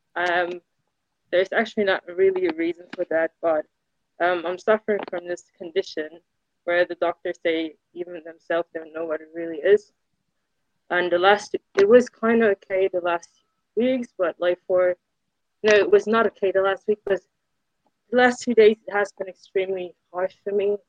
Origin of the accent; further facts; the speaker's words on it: Lower Saxony, Germany; I'm actually from Germany